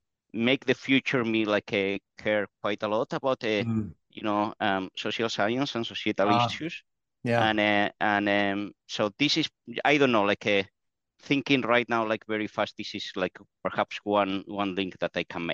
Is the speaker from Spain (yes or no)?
yes; Basque Country, Spain; English is a second language; The only thing that was unusual about that is that at the time I was a kid, it was the Spanish transition, so there was a lot of conflicts